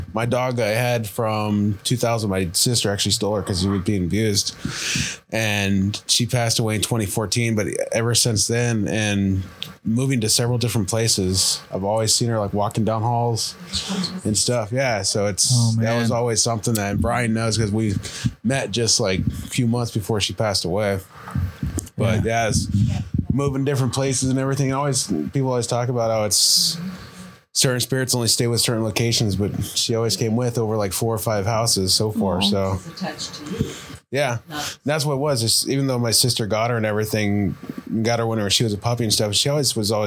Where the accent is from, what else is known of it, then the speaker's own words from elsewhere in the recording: Mesa, Arizona, United States; I grew up in Mesa